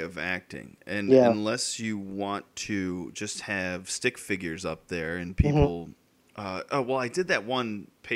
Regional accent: Connecticut, United States; We're both from Connecticut, but we're states away

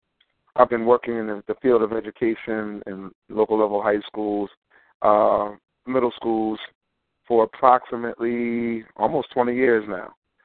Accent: New Jersey, United States; also born or lived in Wilmington, Delaware; am a native of Wilmington, Delaware. I was born in Wilmington, Delaware. I was born in Wilmington, Delaware. I was raised in South Jersey. So I'm a native of South Jersey.

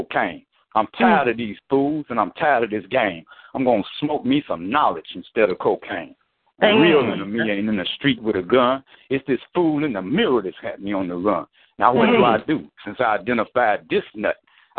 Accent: Detroit, Michigan, United States; moved away; I'm from Detroit originally.

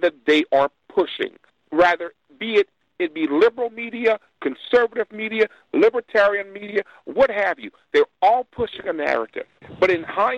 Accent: Louisiana, United States; I am from Louisiana. I'm only about an hour south of Baton Rouge

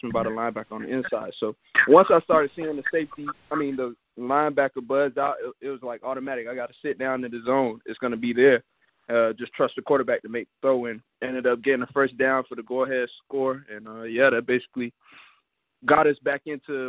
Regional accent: Florida, United States; I'm from Florida

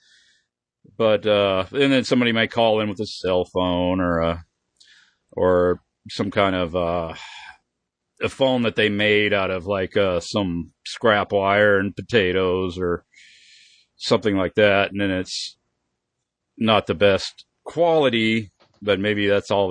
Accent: Oklahoma, United States; I'm from Oklahoma

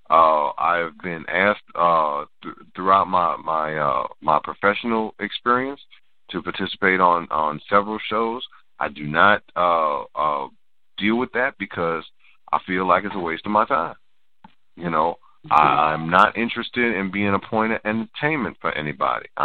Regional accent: New Orleans, Louisiana, United States; I I am from New Orleans, just like the rest of the group.

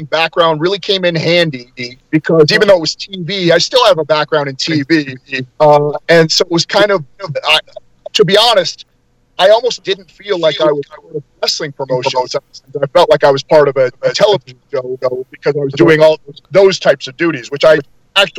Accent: Denver, Colorado, United States; moved away; also born or lived in Kansas City; I grew up in Denver

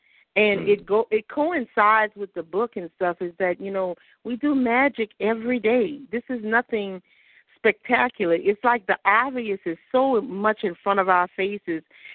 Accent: the South, United States; when you grow up in the South, and you know, in Christianity

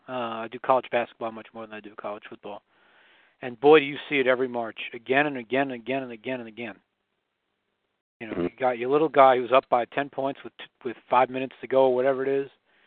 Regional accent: Washington, District of Columbia, United States; moved away; I'm not from Philadelphia originally. I'm from Washington, D.C. originally.

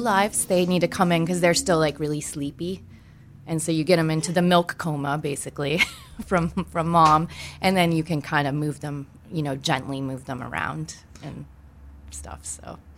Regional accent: Maine, United States; I am originally from Maine

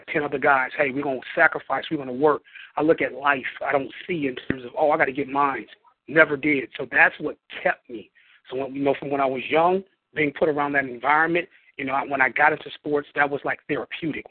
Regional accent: Flint, Michigan, United States; Flint, Michigan. A Flintstone to the bone, Flint, Michigan

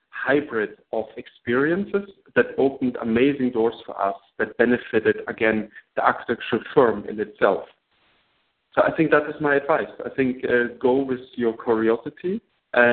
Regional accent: Germany; English is a second language; moved away as an adult; now in New York, United States

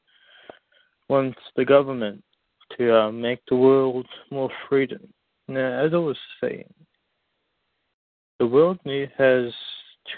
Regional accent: United States; now in Jamaica; I was raised in America

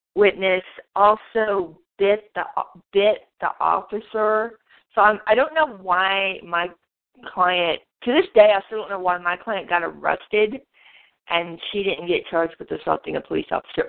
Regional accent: Monticello, Arkansas, United States; also born or lived in Washington, D.C.; I am originally from Monticello, Arkansas

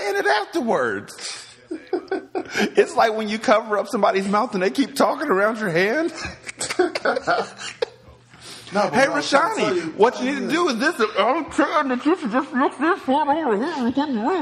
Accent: California, United States; I'm from Cali

